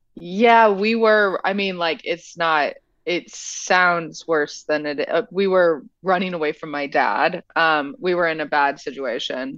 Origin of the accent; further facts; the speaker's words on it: central Illinois, United States; also born or lived in Normal, Illinois / Oak Park, Illinois / Chicago; I was born in Normal, Illinois